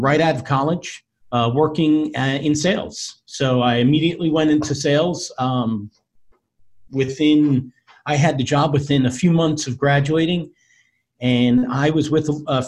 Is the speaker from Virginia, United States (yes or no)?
no; Long Island, New York, United States; also born or lived in Florida; have lived my entire life on Long Island.